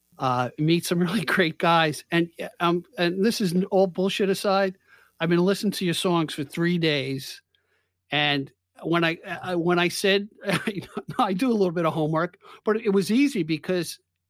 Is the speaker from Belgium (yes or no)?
no; Long Island, New York, United States; As a kid growing up on Long Island